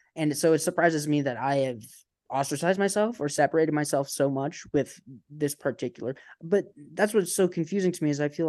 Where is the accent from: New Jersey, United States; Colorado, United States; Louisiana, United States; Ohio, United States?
Ohio, United States; Canton; Yeah, I'm from Canton, Ohio. I'm Cantonese.